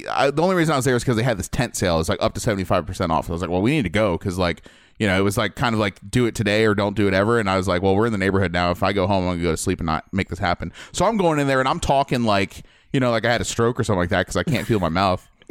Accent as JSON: {"language": "English", "region": "Midwest", "country": "United States", "tie": "born or raised there", "moved": "yes", "said": "I grew up in the Midwest"}